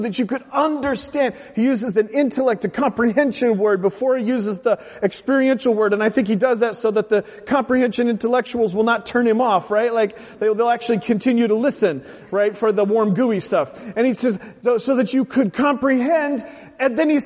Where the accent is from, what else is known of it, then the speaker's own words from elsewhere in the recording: the Northwest, Pacific Northwest, United States; grown up in the Northwest